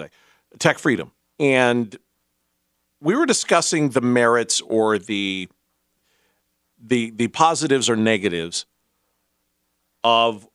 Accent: Taylorsville, Utah, United States; my hometown of Taylorsville

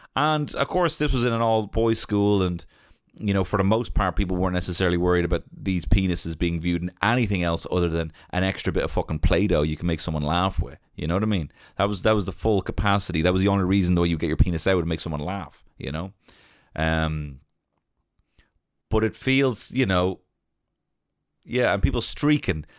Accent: Ireland; growing up in Ireland

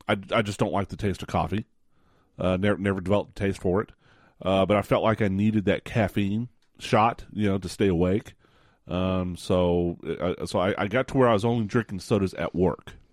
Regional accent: West Texas, United States; I grew up in West Texas

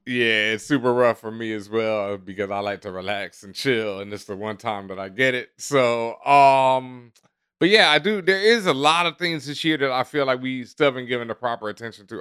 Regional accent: Houston, Texas, United States; now in New York, United States; I grew up in Houston where people would do it up

